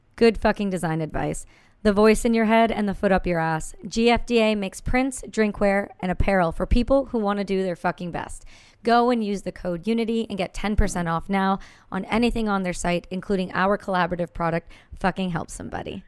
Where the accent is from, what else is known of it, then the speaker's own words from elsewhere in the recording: Campbellford, Ontario, Canada; I'm from Campbellford